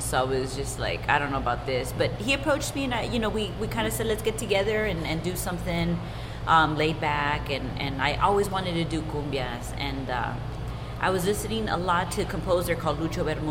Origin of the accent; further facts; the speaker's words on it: Los Angeles, California, United States; I am actually from Boyle Heights. I grew up here by the projects, by Estrada Court Projects